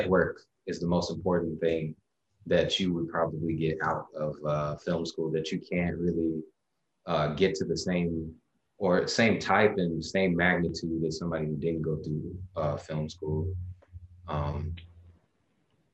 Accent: Little Rock, Arkansas, United States; now in Durham, United States; I'm from Little Rock, Arkansas, but I currently live in Durham, North Carolina

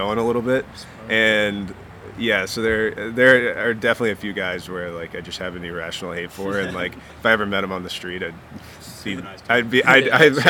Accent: Richmond, Virginia, United States; Richmond, my hometown

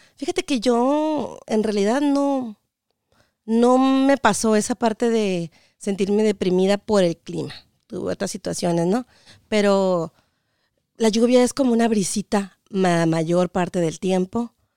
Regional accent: Mexicali, Baja California, Mexico; moved away as an adult; also born or lived in Washington, United States; now in United States; Yo soy Cachanilla, de Mexicali, Baja California, ah. orgullosamente norteña

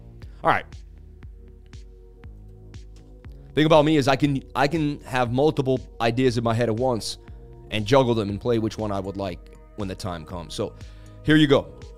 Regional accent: New York, United States; I'm from New York, you know.

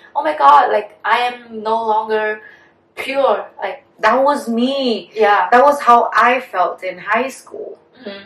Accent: Vietnam; also born or lived in United States; as Vietnamese women uh, born and raised in Vietnam

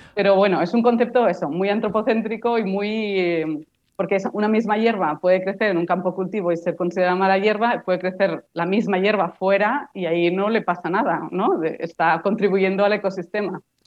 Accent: Barcelona, Catalonia, Spain; Yo soy de Barcelona

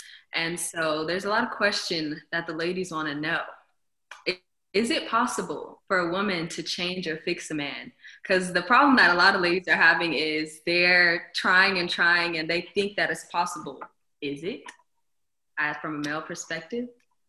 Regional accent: Ethiopia; now in Texas, United States; I'm also from Ethiopia, but I'm living in Texas now.

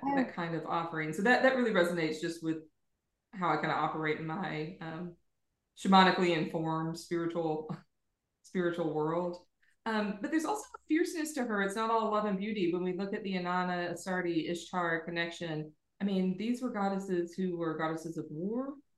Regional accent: United States; now in Ireland; I'm American and I live in Ireland

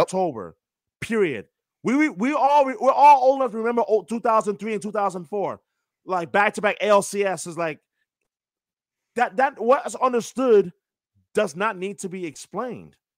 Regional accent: New York, United States; I'm from New York, born and raised

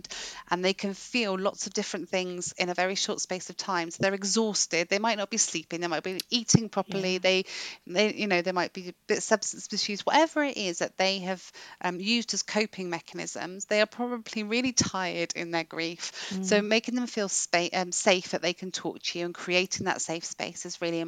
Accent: England, United Kingdom; now in Wales; I'm English and I spend most of my time apologising for being so now that I live in Wales

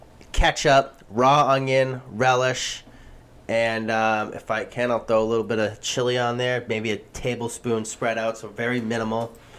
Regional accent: Tyngsborough, Massachusetts, United States; my hometown of Tyngsborough, Massachusetts.

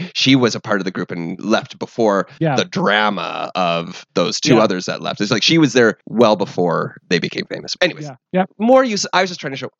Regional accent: West Coast of Canada, Canada; I am from the West Coast.

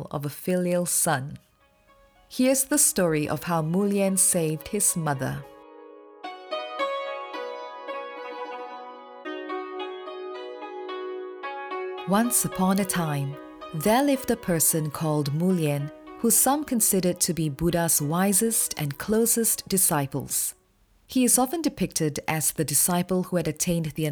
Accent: Malaysia; I was growing up in Malaysia

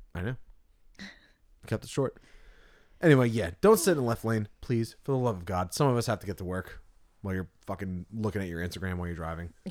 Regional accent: Tuckerton, New Jersey, United States; We're from Tuckerton

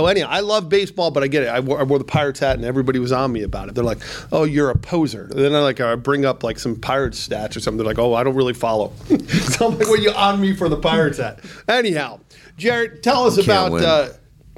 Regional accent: United States; moved away; I grew up on the Connecticut New York border

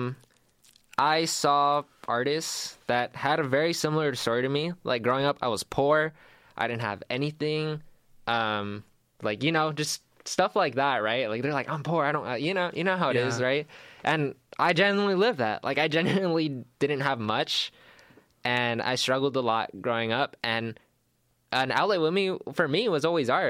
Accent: El Paso, Texas, United States; also born or lived in Dallas; I'm from El Paso. I lived in Dallas for 2

